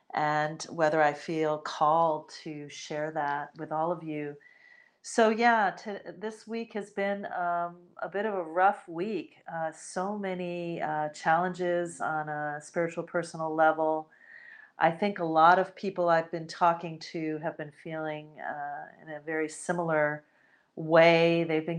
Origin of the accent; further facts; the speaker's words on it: United States; born there; I myself, I'm Puerto Rican and Spanish, but I was born in the United States of America. So while I am definitely American